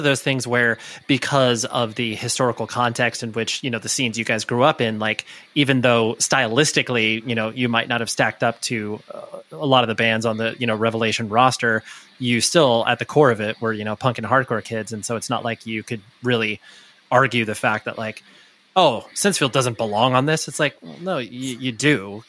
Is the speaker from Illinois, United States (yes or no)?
no; California, United States; Yeah. I mean, I live in Newport Beach, but I've moved around all, you know, in the Orange County area.